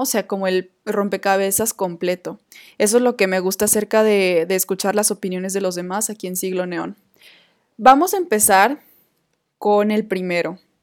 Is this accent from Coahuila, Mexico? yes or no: yes; Coahuila, Mexico; moved away as an adult; now in Guadalajara, Mexico; en mi tierra natal